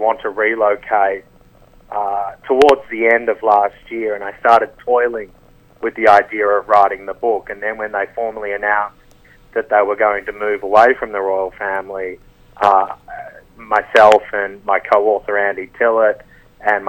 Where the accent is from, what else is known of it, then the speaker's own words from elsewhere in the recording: Australia; I'm from Australia